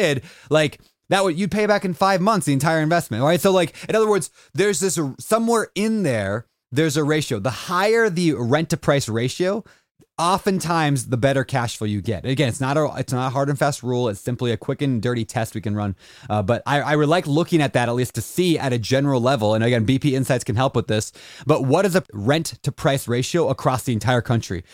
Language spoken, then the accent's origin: English; Minnesota, United States; moved away; I grew up in Minnesota